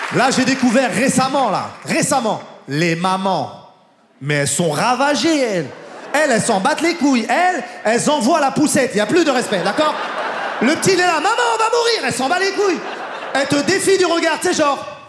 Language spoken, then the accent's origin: French; France; moi je suis français